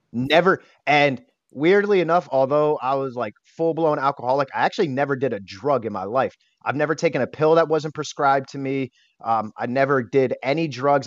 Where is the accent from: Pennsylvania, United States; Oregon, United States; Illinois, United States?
Pennsylvania, United States; Bethlehem; I am from Bethlehem, Pennsylvania.